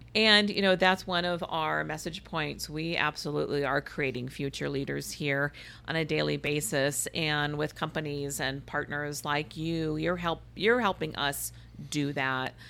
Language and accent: English; Iowa, United States; now in Phoenix, United States; I went to Catholic schools growing up in Iowa